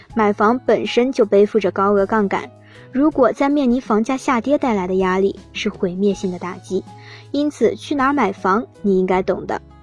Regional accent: Hebei, China; moved away; 我老家河北

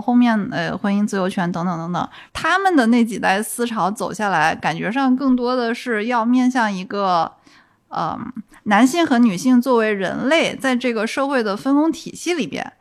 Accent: Guangdong, China; also born or lived in London; 我广东长大嘛

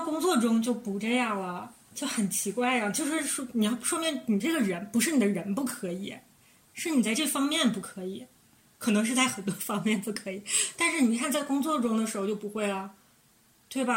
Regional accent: Northeast China, China; 我们是三个来自东北的 ladies

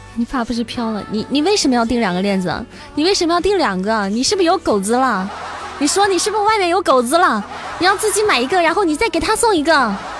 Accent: Xi'an, Shaanxi, China; 我是西安的

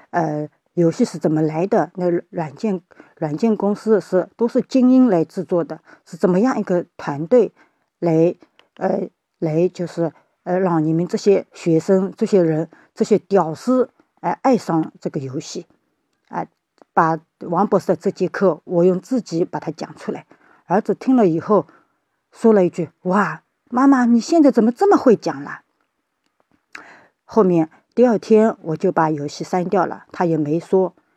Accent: Shaoxing, Zhejiang, China; 我是来自浙江绍兴的

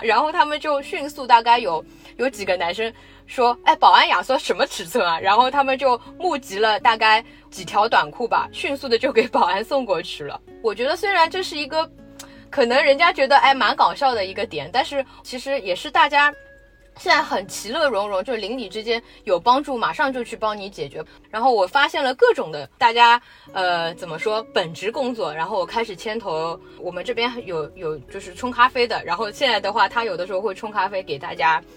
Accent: Shanghai, China; 我们还是土生土长的上海人

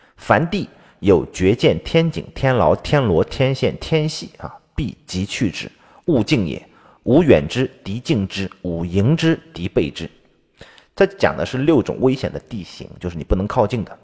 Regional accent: China; 我们中国人

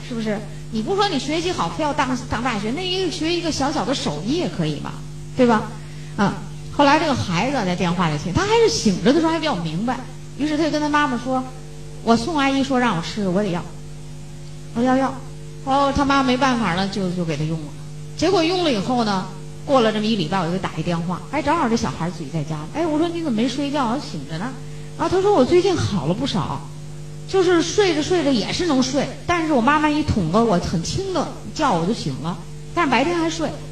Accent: China; 我们中国人

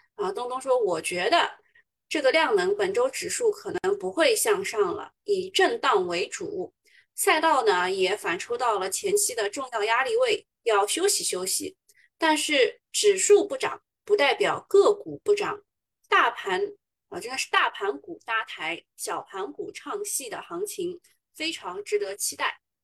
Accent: Shanghai, China; 我们上海人

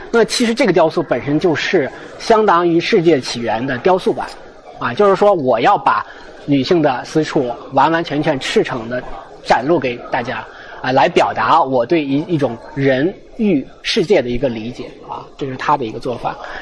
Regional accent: China; 我们人，中国人

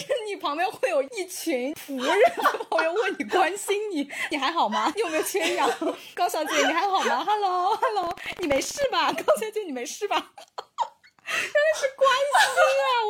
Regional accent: Thailand; Chinese is a second language; 你知道我们的老家泰国最近不是因为要重新迎回它的那个旅游的高峰嘛？

